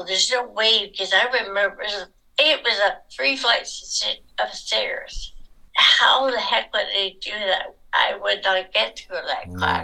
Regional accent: England, United Kingdom; now in Nanaimo, Canada; I was born in England, so I am British by birth.

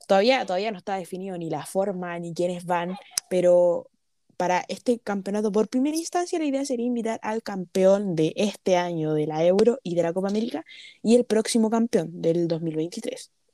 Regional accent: Chile; also born or lived in Brazil; como chileno

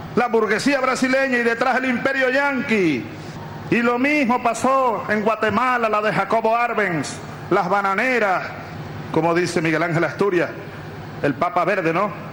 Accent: Venezuela; los soldados venezolanos de hoy que aquí estamos

